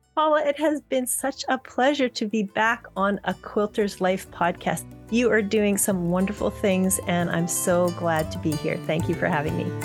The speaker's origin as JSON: {"language": "English", "country": "Canada", "said": "we're from Canada"}